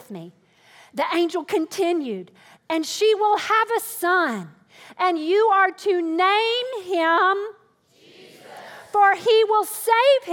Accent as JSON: {"language": "English", "region": "the South", "country": "United States", "said": "I come from the South."}